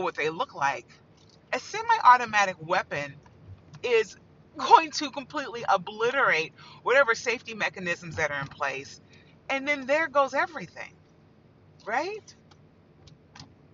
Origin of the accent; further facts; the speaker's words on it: Indiana, United States; I grew up in Indiana.